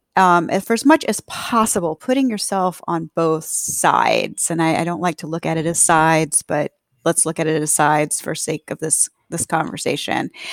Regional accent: the American South, United States; being a Southerner

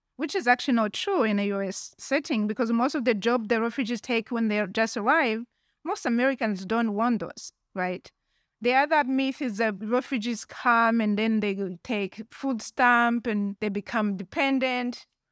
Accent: Rwanda; also born or lived in Tucson, Arizona / United Kingdom; now in Zurich, Switzerland; I was born and raised in Rwanda, and I left Rwanda in nineteen ninety-four.

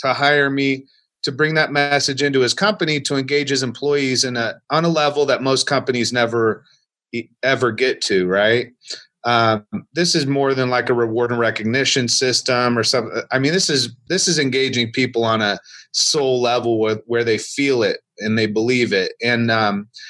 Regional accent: Marion, Indiana, United States; a church in my hometown where I was born, in a small town of Marion, Indiana.

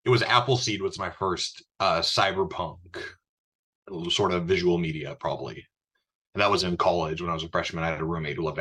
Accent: Bismarck, North Dakota, United States; growing up in Bismarck, North Dakota

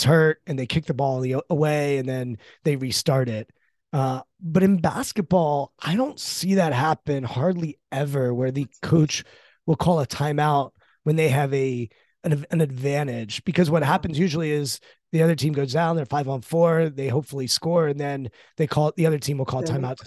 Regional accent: Maryland, United States; I'm from Maryland

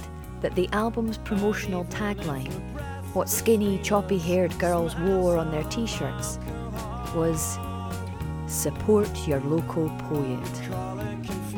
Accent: near Perth, East Coast of Scotland, United Kingdom; moved away as an adult; also born or lived in Edinburgh / Glasgow; I was from the East Coast. My life orientated north towards Perth as the local big town

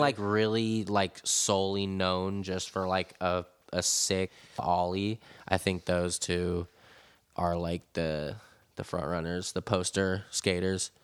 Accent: San Francisco, California, United States; growing up in San Francisco with all these amazing legendary spots everywhere

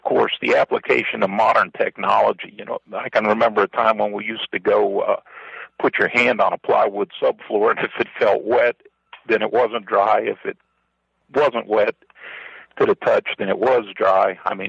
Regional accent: New Jersey, United States; From New Jersey.

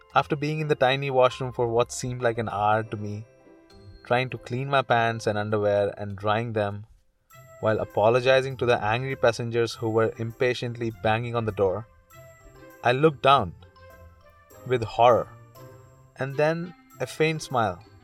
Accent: India; moved away as an adult; now in Canada; I'm from India.

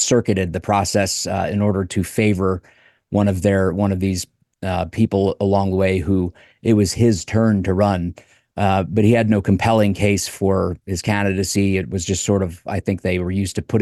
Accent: Delaware, United States; moved away; back in Delaware, my home state.

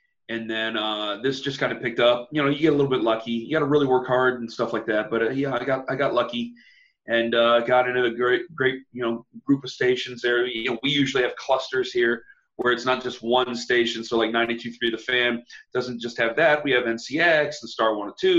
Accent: Canton, Ohio, United States; I'm from Canton, which is about 60 miles away from Cleveland

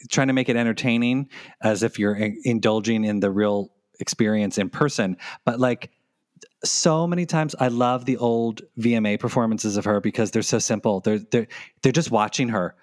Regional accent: United States; accent: American; my awful American accent

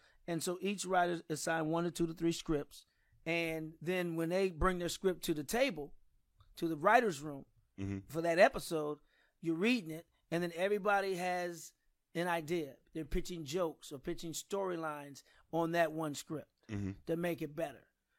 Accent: St. Louis, Missouri, United States; also born or lived in New York; she didn't like how we was growing up in New York, so she chose St. Louis, where they lived before I was born.

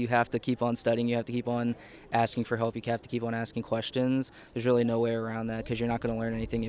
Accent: Willingboro, New Jersey, United States; I'm from Willingboro as well.

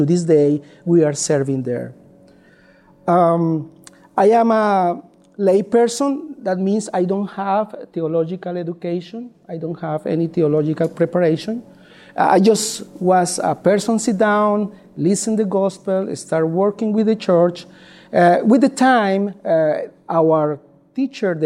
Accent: Colombia; English is a second language; moved away as an adult; now in United States; My wife is Ligia. We are from Colombia, South America, not Colombia, South Carolina

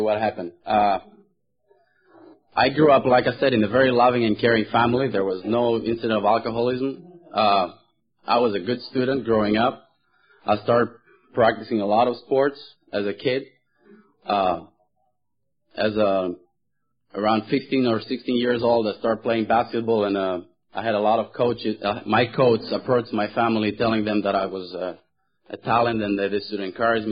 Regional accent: Thessaloniki, Central Macedonia, Greece; moved away; I was born in Greece, and the name of the city I was born in is called Thessaloniki

